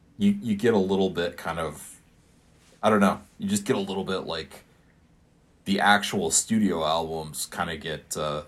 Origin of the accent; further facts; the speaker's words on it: Iowa City, Iowa, United States; like any good public school sixth grader growing up in Iowa, I hoofed it over to the Iowa City Public Library